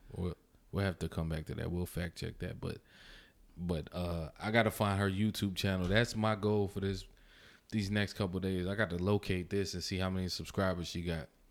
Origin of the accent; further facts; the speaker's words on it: New York City, New York, United States; I'm from Brooklyn